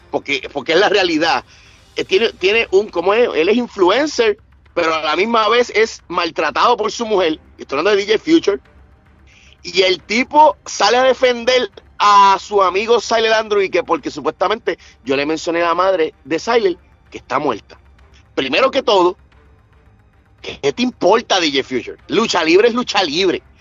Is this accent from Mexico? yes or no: no; Puerto Rico; yo tengo que decir videos fatulos como típico puertorriqueño que se queda en la isla